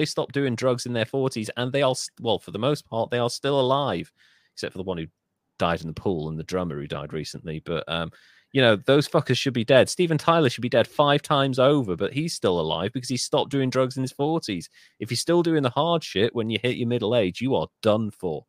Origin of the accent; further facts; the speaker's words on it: Birmingham, West Midlands, United Kingdom; because a lot of it was from the West Midlands, from the Birmingham area where I'm from